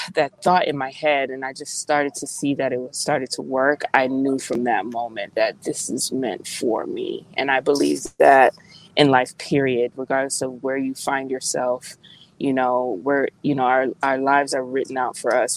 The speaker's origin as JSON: {"language": "English", "country": "United States", "said": "I'm Jamaican American, by the way. So I was always teased in school, you know, because I wasn't like the other Black American kids."}